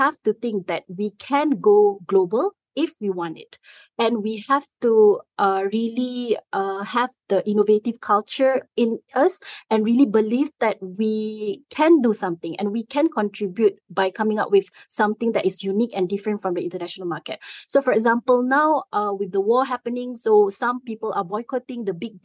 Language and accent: English; Malaysia; as a Malaysian